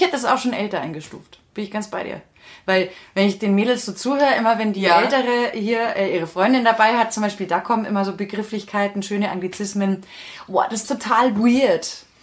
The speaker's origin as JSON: {"language": "German", "town": "Freilassing", "region": "Bavaria", "country": "Germany", "said": "bei uns in Freilassing"}